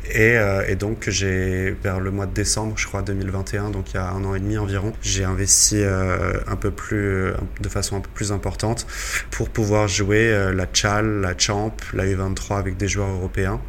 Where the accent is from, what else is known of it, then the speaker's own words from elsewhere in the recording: Brittany, France; moved away as an adult; also born or lived in Rennes; now in Mexico; je suis né en Bretagne. On va dire que le club le plus proche de chez moi, ça va être Guingamp, Stade Rennais